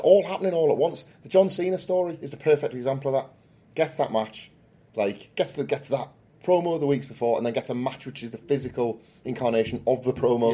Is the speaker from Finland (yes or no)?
no; United Kingdom; It's really hard being British.